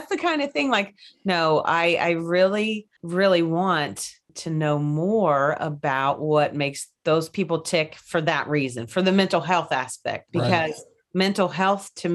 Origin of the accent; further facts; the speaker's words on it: Kentucky, United States; I'm from Kentucky.